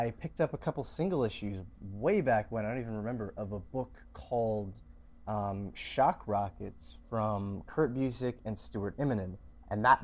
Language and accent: English; Canada; It's in my hometown.